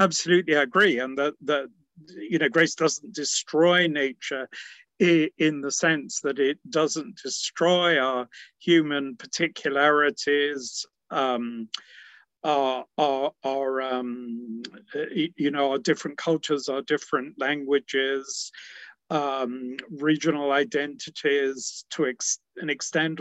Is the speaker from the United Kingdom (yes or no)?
yes; England, United Kingdom; my dad was English and I was brought up in England. But my mother was Scottish